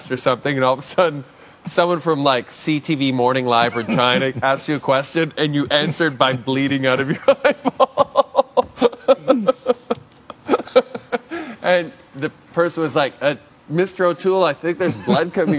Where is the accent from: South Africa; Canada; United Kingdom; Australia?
Canada; Athabasca, Alberta; I grew up in northern Alberta